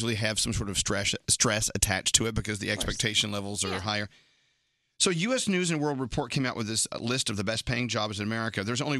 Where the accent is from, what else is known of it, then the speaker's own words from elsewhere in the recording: Dallas, Texas, United States; moved away; my hometown of Dallas